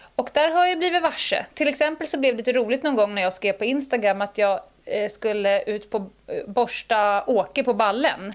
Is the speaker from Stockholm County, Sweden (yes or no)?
yes; Stockholm, Stockholm County, Sweden; also born or lived in Dalarna; jag är ju bördig från Södermalm. Mm, mm. Uppväxt, born and raised. Jag är väl en av de få 08 eh, Södermalmsarna som faktiskt kommer från Södermalm